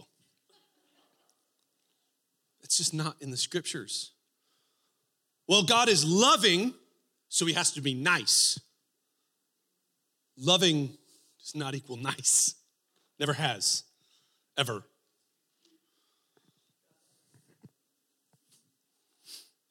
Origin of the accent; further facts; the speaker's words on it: Texas, United States; now in Spokane, United States; I grew up in Texas